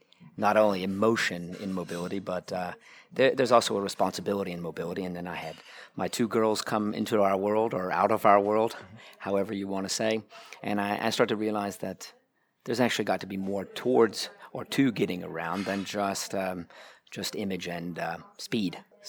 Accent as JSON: {"language": "English", "country": "United States", "moved": "as an adult", "lives_now": "Munich, Germany", "said": "As you probably hear, I'm an American. I ended up here in Munich, started falling in love with cars back in 2000."}